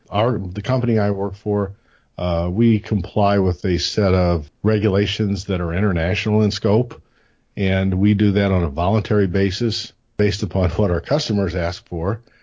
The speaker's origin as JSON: {"language": "English", "region": "Illinois", "country": "United States", "said": "from Illinois"}